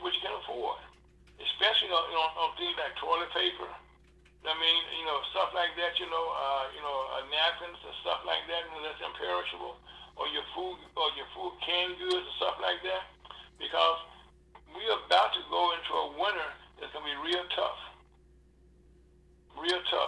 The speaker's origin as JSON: {"language": "English", "region": "Louisiana", "country": "United States", "said": "I'm from Louisiana the same way"}